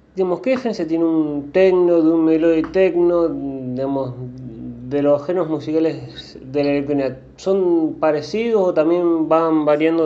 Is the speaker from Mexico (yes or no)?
no; Rosario, Santa Fe, Argentina; yo soy rosarino